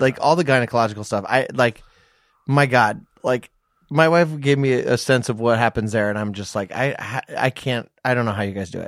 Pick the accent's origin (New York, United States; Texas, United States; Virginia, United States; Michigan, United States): Virginia, United States; moved away; also born or lived in Orange County, California; I'm from Virginia